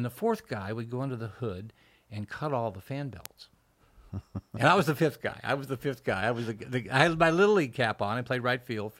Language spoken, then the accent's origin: English; Iowa, United States; born there; I was born in Iowa.